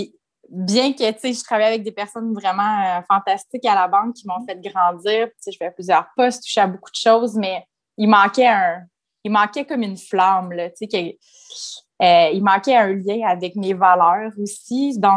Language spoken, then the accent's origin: French; Quebec City, Quebec, Canada; also born or lived in Sherbrooke; Moi, je suis née à Sherbrooke, j'ai déménagé à Québec euh, quand j'avais 5-6 ans avec ma famille, bien entendu. Puis, on a déménagé vraiment beaucoup dans notre vie.